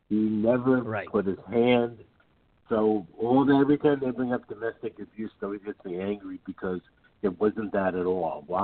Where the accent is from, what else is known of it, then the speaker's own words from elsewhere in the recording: New Jersey, United States; now in Chicago, United States; I'm from Chicago, but actually I'm from New Jersey. I'm in Chicago at the moment.